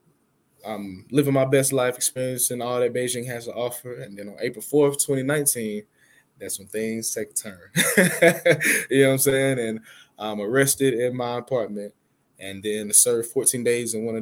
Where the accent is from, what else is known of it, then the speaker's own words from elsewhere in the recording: Atlanta, Georgia, United States; I'm from Atlanta, a.k.a. the city of finesse